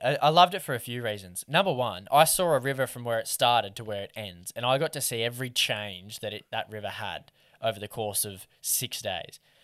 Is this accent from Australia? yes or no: yes; Lake Macquarie, New South Wales, Australia; I grew up in Lake Macquarie